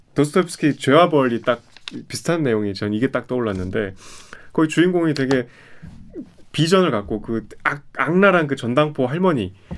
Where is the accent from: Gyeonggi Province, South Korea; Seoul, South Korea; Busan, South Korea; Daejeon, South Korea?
Seoul, South Korea; 제가 제가 서울 사람